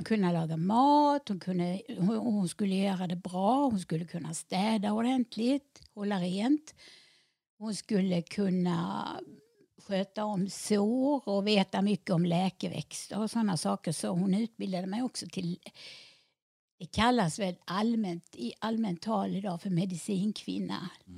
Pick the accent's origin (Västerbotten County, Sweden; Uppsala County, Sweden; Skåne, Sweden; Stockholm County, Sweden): Skåne, Sweden; Helsingborg; jag är född och uppvuxen i Helsingborg